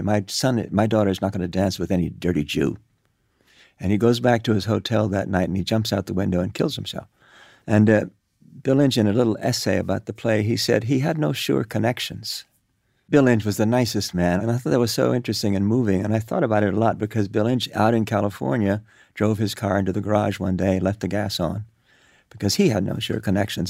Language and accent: English; Cuba; moved away; also born or lived in New York; I grew up in Cuba